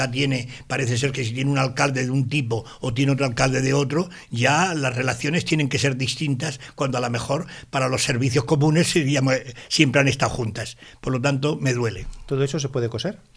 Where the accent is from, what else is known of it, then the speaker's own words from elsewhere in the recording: Sabadell, Catalonia, Spain; Yo soy sabadellense, soy catalán y soy español.